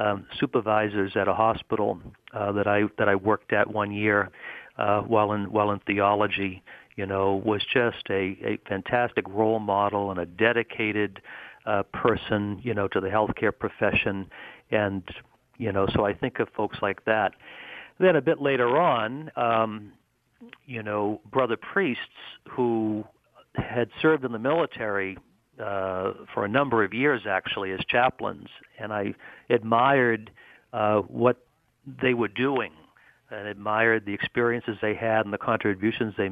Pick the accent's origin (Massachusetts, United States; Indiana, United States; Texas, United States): Massachusetts, United States; Boston; born or raised there